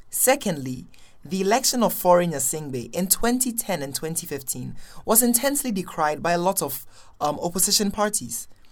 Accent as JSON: {"language": "English", "town": "Accra", "region": "Greater Accra", "country": "Ghana", "moved": "yes", "said": "I'm from Accra, Ghana."}